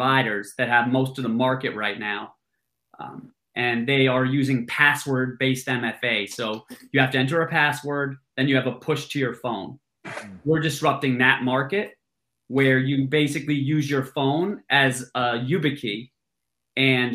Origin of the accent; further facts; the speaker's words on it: Massachusetts, United States; moved away as an adult; also born or lived in New York City; my background, I grew up in Massachusetts